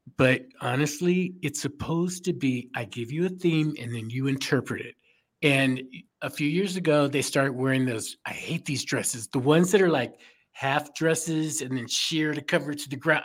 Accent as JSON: {"language": "English", "town": "Chicago", "region": "Illinois", "country": "United States", "said": "I'm from Chicago"}